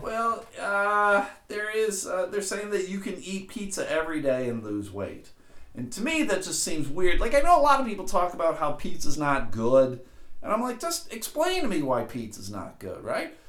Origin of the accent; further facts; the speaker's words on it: Buffalo, New York, United States; moved away; also born or lived in Massachusetts; I grew up in Buffalo, and in Buffalo, it is uh, pop